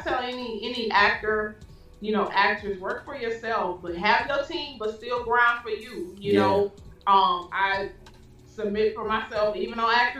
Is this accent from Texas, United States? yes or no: yes; Houston, Texas, United States; moved away as an adult; now in Atlanta, United States; I'm also doing one in Houston, my hometown.